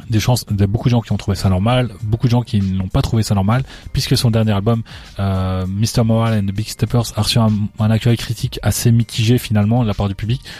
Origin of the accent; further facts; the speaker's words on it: Paris, Île-de-France, France; Ouais, je suis parisien. J'ai commencé à au vu de la vieille. Hein, je distribuais mes CD dans les rues à Paris.